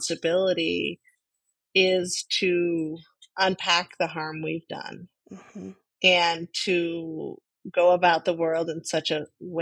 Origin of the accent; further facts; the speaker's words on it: Burlingame, California, United States; I grew up on the other side of the peninsula. I grew up in Burlingame.